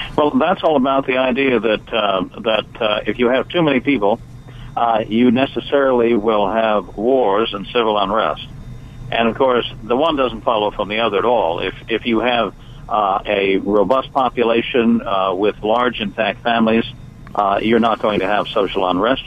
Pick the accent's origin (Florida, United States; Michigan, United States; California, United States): California, United States; moved away as an adult; now in Shenandoah Valley, Virginia, United States; I'm from California, you understand, and I left in 1995 for for rural Virginia. I live in the Shenandoah Valley